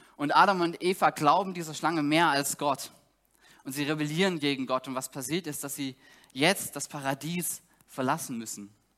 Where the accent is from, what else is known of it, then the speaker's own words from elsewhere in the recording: Saxony, Germany; moved away as an adult; now in Greifswald, Germany; Ich komme aus Sachsen